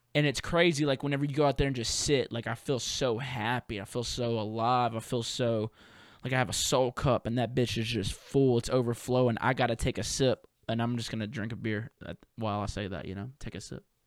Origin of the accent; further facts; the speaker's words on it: the South, United States; accent: Southern; I have a little bit of a dialect problem whenever I'm in places that, you know, ain't the South